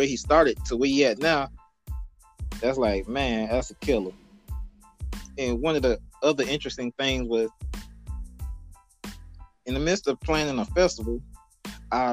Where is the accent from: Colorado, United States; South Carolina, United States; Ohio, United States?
South Carolina, United States; Blackville; Growing up in Blackville